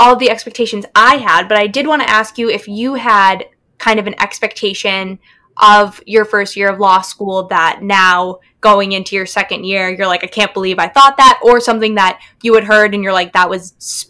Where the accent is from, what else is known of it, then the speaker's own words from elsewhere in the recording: Southern New Hampshire, United States; I'm from Southern New Hampshire.